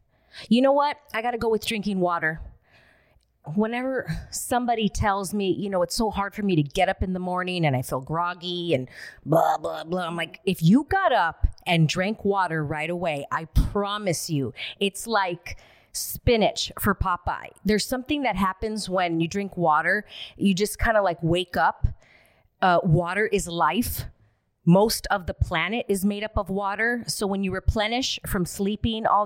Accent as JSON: {"language": "English", "town": "Alhambra", "region": "California", "country": "United States", "tie": "born or raised there", "said": "I grew up in Alhambra, California"}